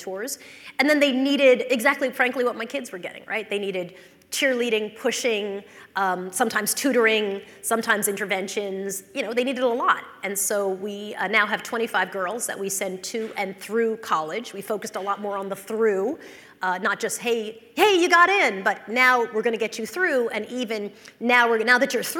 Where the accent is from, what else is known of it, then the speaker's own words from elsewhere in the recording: North Shore of Long Island, New York, United States; I grew up in the North Shore of Long Island